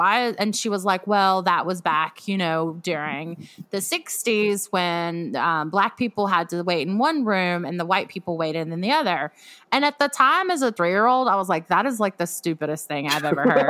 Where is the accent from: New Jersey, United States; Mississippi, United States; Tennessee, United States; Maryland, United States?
Mississippi, United States; I grew up in Mississippi